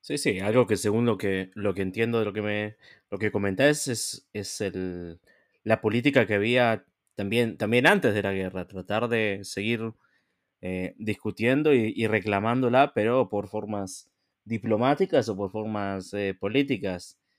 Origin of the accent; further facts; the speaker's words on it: Argentina; moved away; yo también soy argentino